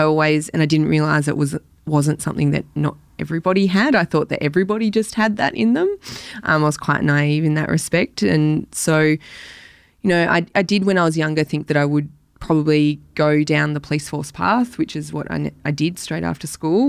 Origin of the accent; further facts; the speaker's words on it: Elwood, Victoria, Australia; also born or lived in Black Rock; I grew up in Elwood initially until I was about thirteen, and then down to Black Rock, um, where I still live now.